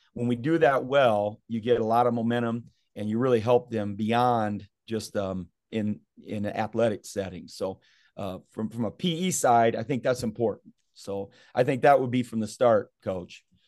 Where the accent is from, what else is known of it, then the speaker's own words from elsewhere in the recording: Southeast Kansas, United States; we grew up in Southeast Kansas